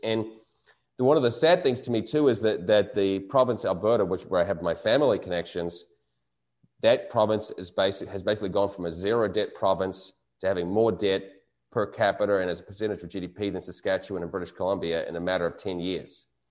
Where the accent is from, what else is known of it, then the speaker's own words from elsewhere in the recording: New Zealand; moved away; my home country of New Zealand